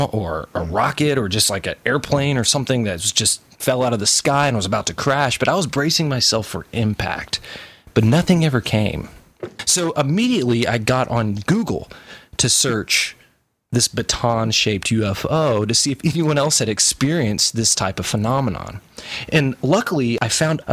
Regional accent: Knoxville, Tennessee, United States; I'm from Knoxville, Tennessee.

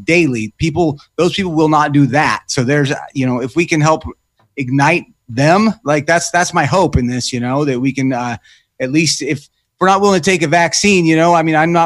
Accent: Oregon, United States; I'm from Oregon

